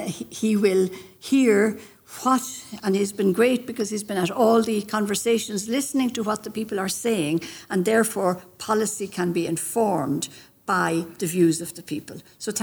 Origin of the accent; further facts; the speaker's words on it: Ireland; when I was growing up on the Cavan Mead border area, some of my extended family, my uncle was a farmer